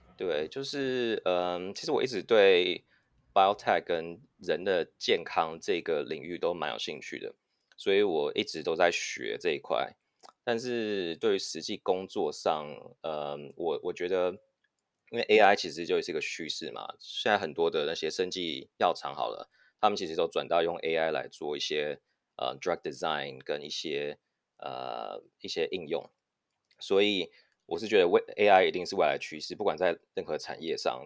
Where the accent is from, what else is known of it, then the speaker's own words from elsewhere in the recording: Taiwan; moved away as an adult; also born or lived in United States / United Kingdom / Singapore; now in Silicon Valley, United States; 我在嗯。美国出生，然后台湾长大，现在是戏骨 A I 新创 Learning Pal 的嗯。共同创办人